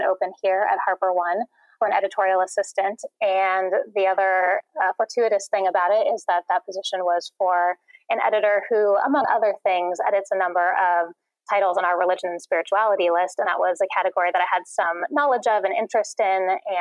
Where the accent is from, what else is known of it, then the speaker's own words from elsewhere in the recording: Northern California, United States; I'm from Northern California originally.